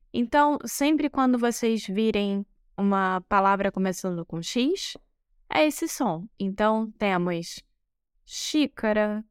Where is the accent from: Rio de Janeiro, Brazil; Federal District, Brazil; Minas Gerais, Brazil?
Rio de Janeiro, Brazil; moved away as an adult; now in Porto, Portugal; Eu sou brasileira, carioca do Rio de Janeiro